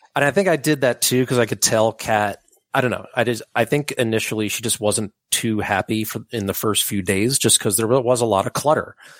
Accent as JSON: {"language": "English", "town": "Upper Darby", "region": "Pennsylvania", "country": "United States", "tie": "born or raised there", "also_born_or_lived": "Drexel Hill", "lives_now": "Mount Airy, Philadelphia, United States", "said": "Growing up in Upper Darby"}